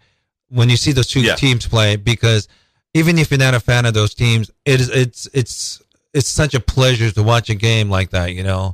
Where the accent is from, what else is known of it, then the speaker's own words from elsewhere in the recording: Seattle, Washington, United States; I'm really fascinated because I'm from Seattle. I love my teams